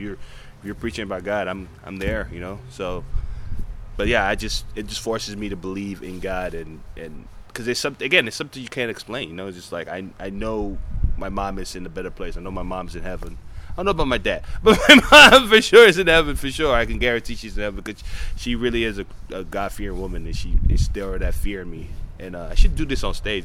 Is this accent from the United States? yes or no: yes; United States; when you're a black person growing up in America